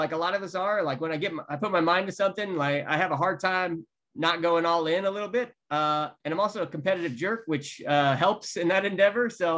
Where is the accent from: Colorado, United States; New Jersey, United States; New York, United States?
Colorado, United States; Colorado Springs; I grew up in Colorado Springs